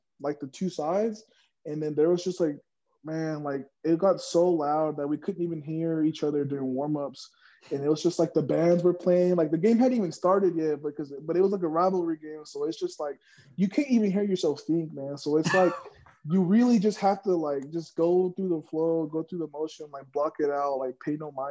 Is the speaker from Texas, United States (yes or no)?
yes; Odessa, Texas, United States; I'm from Odessa, Texas.